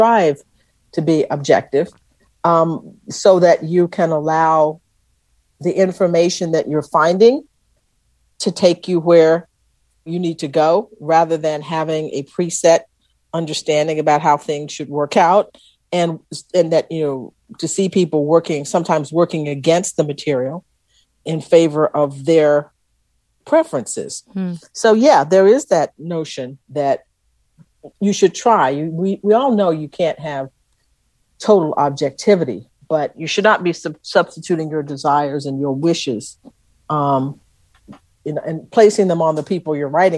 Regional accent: Texas, United States; I was from Texas

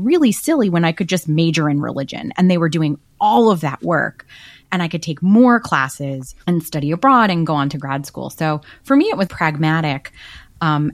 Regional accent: United States; accent: Brooklyn, New Jersey Jewish; My accent is very strictly Brooklyn, New Jersey Jews with like Yiddish peppered

